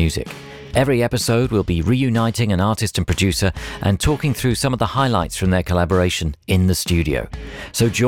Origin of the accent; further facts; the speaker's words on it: London, United Kingdom; I'm from South London